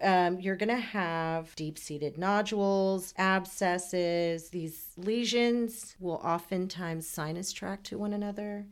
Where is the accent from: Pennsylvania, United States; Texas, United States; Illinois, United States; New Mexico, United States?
Texas, United States; Houston; also born or lived in Iran; straight to Houston and have lived in Texas my entire life